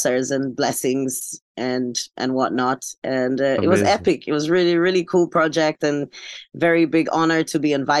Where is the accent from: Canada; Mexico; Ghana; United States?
Ghana; moved away as an adult; also born or lived in Hungary; now in Budakeszi, Hungary; I was born and raised properly in Ghana